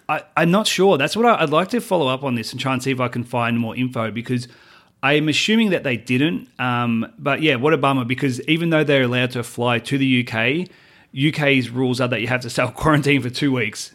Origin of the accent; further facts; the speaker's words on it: Australia; moved away as an adult; now in United States; Australian. I always will be Australian